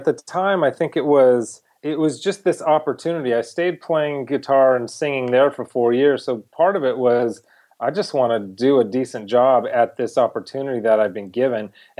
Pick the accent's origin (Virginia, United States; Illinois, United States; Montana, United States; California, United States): California, United States; now in Los Angeles, United States; I live in Los Angeles now, but I grew up not far from here. I grew up in Orange County, California, in a modest lower middle class family.